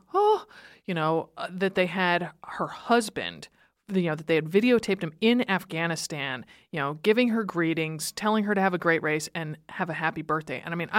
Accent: East Coast, United States; moved away; I'm from the East Coast originally. I went to a liberal arts college

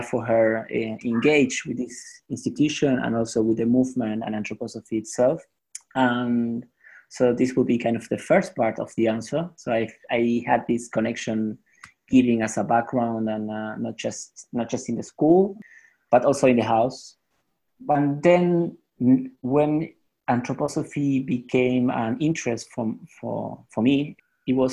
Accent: Buenos Aires, Argentina; I'm from Argentina, from Buenos Aires

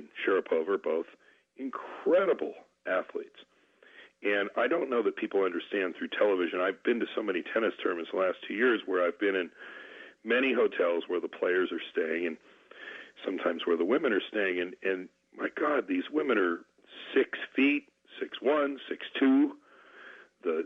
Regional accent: Bend, Oregon, United States; here in my hometown of Bend, Oregon

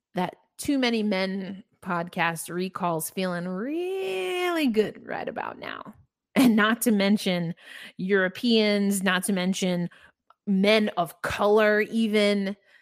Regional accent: New York, United States; I'm a New Yorker

